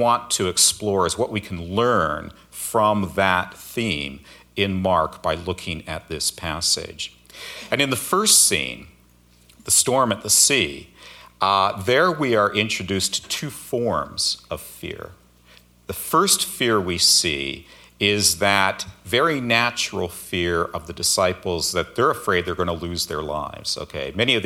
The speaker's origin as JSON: {"language": "English", "region": "Alberta", "country": "Canada", "tie": "born or raised there", "also_born_or_lived": "Seattle area, United States", "moved": "as an adult", "lives_now": "Seattle, United States", "said": "I grew up in Alberta, so I'm kind of used to cold winters, but the last few decades I've been in the Seattle area"}